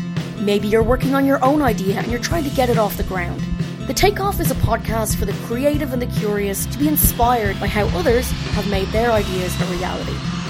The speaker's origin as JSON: {"language": "English", "town": "Dublin", "region": "Leinster", "country": "Ireland", "said": "it's the mishmash accent where Canadians think I'm from Newfoundland and nobody else quite knows where. But yes, I am a Dub at heart, so we'll go with that."}